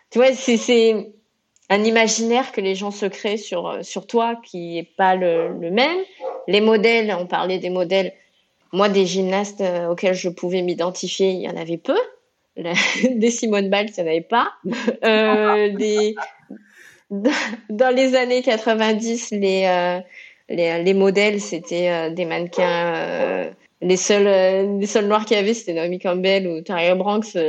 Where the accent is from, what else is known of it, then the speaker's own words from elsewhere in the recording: Réunion, France; now in Marseille, France; quand on est réunionnaise, on arrive à, Marseille dans les années 90